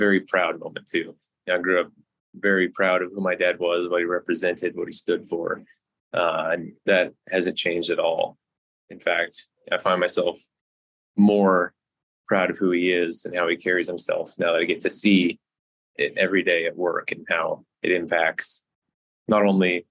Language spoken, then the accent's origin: English; Kearney, Nebraska, United States; my hometown